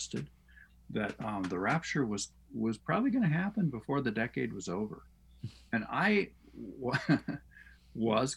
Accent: United States; as American Christians

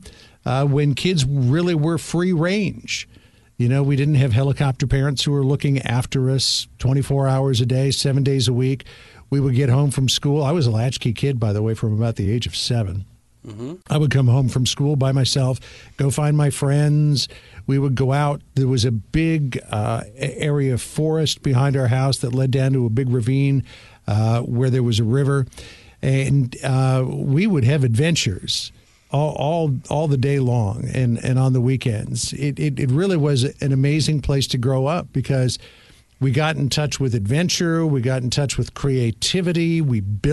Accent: Toronto, Ontario, Canada; moved away as an adult; now in United States; I grew up in Toronto

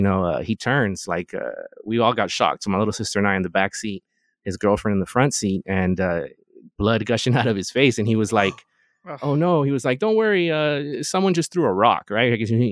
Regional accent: Los Angeles, California, United States; so I'm from the Valley, the 818

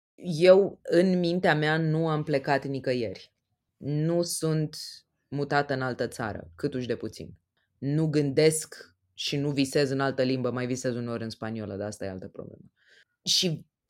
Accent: Romania; ca români

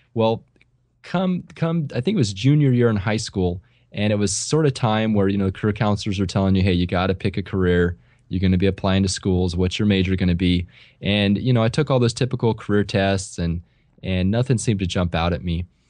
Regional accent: Central California, United States; the area where I grew up here in Central California is, it's very agrarian-based

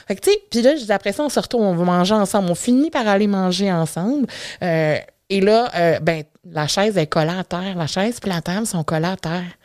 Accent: Matane, Quebec, Canada; je suis née grosse. C'est un beau bébé de 10 livres euh, que euh, les, les, infirmières de l'unité de maternité de l'hôpital de Matane

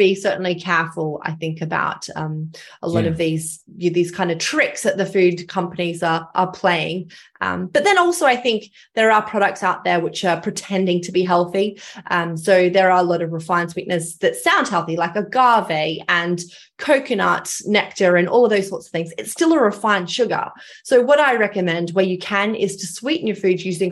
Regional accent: Australia; accent: Australian; I'm from Australia. You may have picked up my Australian accent. I grew up on a farm

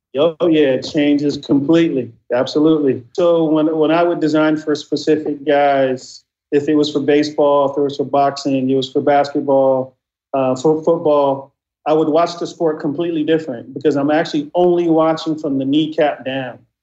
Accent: Inglewood, California, United States; growing up in Inglewood in the '80s

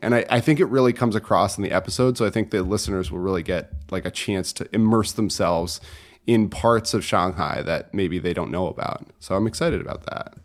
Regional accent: Connecticut, United States; moved away as an adult; also born or lived in China; I'm from Connecticut originally

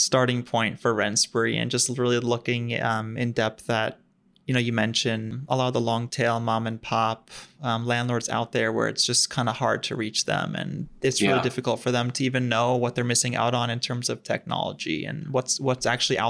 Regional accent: Long Island, New York, United States; also born or lived in Philadelphia; born and raised on the East Coast, so actually grew up on Long Island, and then ended up working and living in right about Philly area for a while.

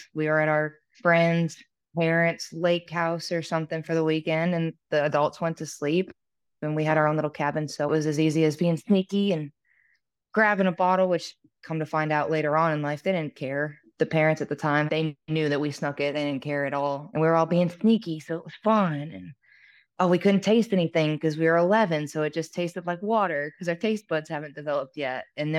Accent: Vermont, United States; born or raised there

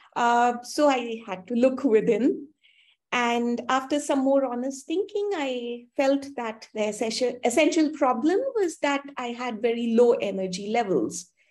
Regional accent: India; also born or lived in Canada; I'm from India, and my school and undergraduate studies were done here

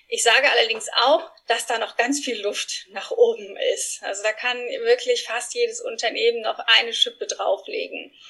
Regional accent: Spain; German is a second language; now in Frankfurt, Germany; Ich bin Spanierin, nicht eingeheiratet, sondern wirklich echte Spanierin. Bin in Spanien groß geworden und äh, lebe in Frankfurt mittlerweile mit meinen zwei Jungs und meinem Mann.

